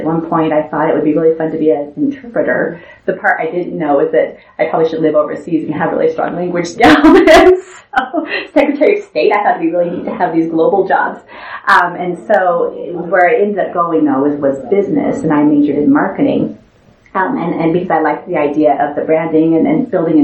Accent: Kemmerer, Wyoming, United States; my dad worked in a coal mine in Kemmer, Wyoming for 40 years. His dad worked at that coal mine as well. And, you know, so growing up in Kemmer

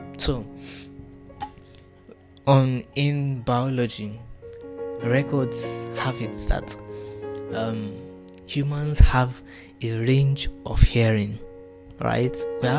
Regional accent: Nigeria; English is a second language; So, forgive my accent, I'm a Yoruba boy, but I've watched too many movies.

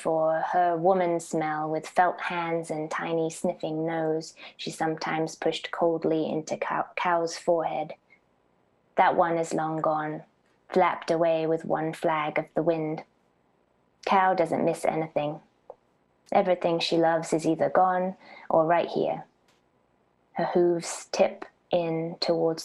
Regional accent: Norfolk, East of England, United Kingdom; moved away as an adult; also born or lived in United States; I was born in Norfolk. I grew up in Norfolk, and then I was in the US from 18 through my 20s.

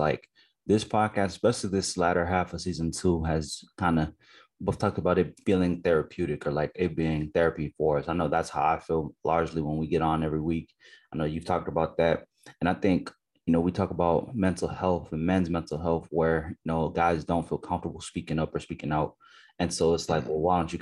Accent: United States; I'm an Americanized Nigerian person where I grew up in America

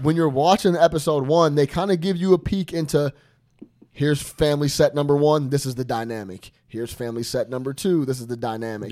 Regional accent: Chicago, Illinois, United States; I'm from Chicago

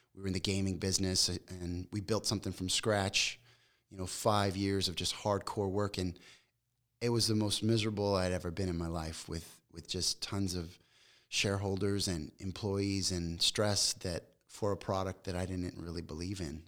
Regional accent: Las Vegas, Nevada, United States; moved away as an adult; also born or lived in Long Beach, California; I grew up in Vegas

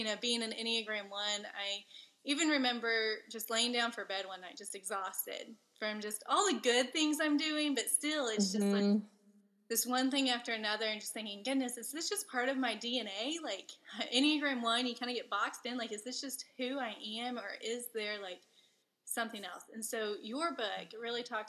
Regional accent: Amarillo, Texas, United States; I'm from Amarillo

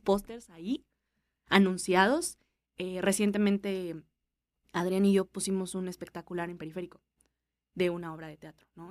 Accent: Mexico; somos mexicanos

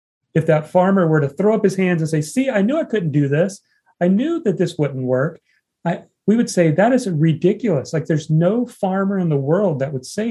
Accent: Indiana, United States; me growing up in Indiana

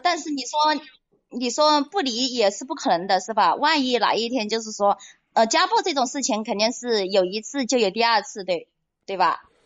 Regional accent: Hunan, China; now in Haining, China; 我是老家是湖南的

